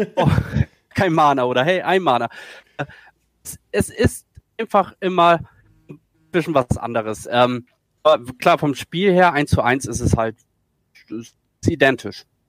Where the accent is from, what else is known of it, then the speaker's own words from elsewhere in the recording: Schleswig-Holstein, Germany; also born or lived in Hamburg; komme aus Norddeutschland, äh, aus Schleswig-Holstein